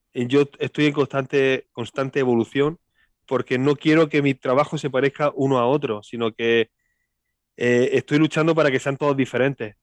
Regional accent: Linares, Andalusia, Spain; accent: Andalusian; nací aquí y aquí vivo siempre, aquí he vivido siempre.

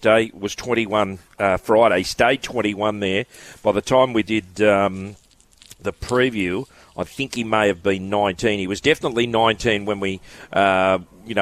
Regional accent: New Zealand; being a New Zealander

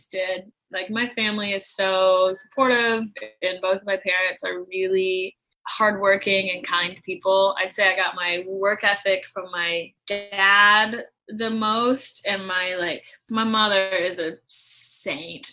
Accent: St. Louis, Missouri, United States; moved away as an adult; also born or lived in Nashville; now in Los Angeles, United States; I was born and raised in St. Louis

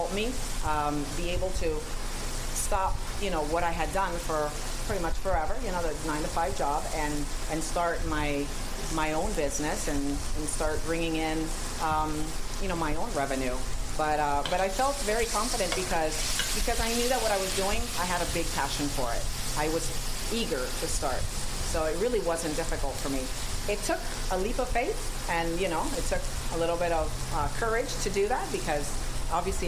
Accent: Spain; now in United States; I'm from Spain, so I kind of was brought up with all the tricks and secrets of paella

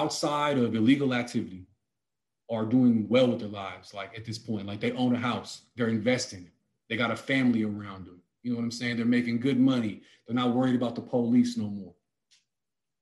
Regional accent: the Bay Area, California, United States; We're from the Bay

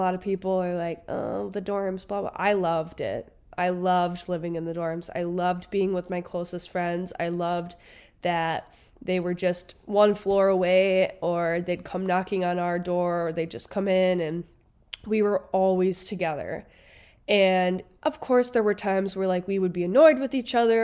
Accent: Wisconsin, United States; I'm from Wisconsin, so I started college at the University of Wisconsin-Eau Claire.

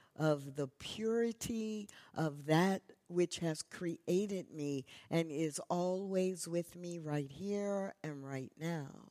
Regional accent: Missouri, United States; now in Texas, United States; I grew up in Missouri

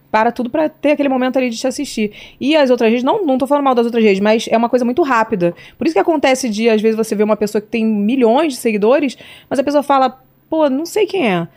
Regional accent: Rio de Janeiro, Brazil; Nasci no Rio de Janeiro, na Pavuna, Zona Norte, um bairro carente

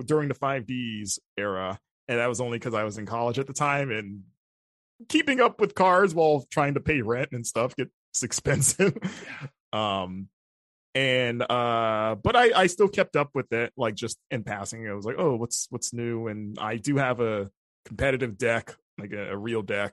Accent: Florida, United States; growing up in Florida

